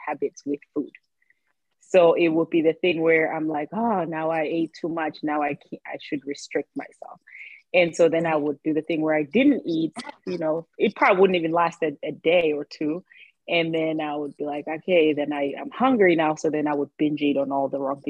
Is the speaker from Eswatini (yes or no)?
yes; Eswatini; moved away as an adult; now in Philadelphia, United States; I am from Swaziland, well, now named Eswatini. It's a small country in Southern Africa. So I grew up there. I moved to the States when I was 18 years old.